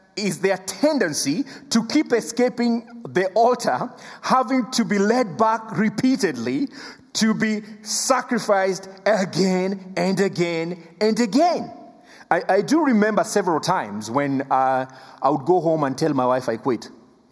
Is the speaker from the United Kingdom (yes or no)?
no; Kenya; first language Luo; English is a second language; English is my third language. I speak three languages. I speak Luo, I speak Swahili, and then I speak English